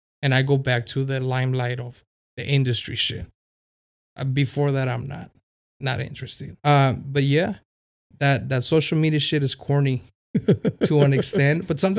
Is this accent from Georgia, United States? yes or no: no; City Heights, California, United States; I told him we both come from City Heights. You know, we grew up in City Heights.